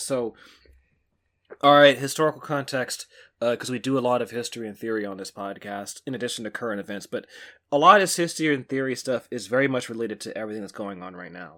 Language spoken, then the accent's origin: English; Pittsburg, California, United States; my hometown, current place, Pittsburgh, California